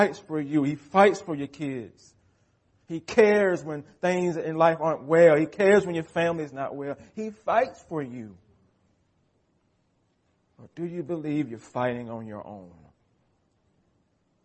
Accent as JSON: {"language": "English", "country": "United States", "said": "American Christians"}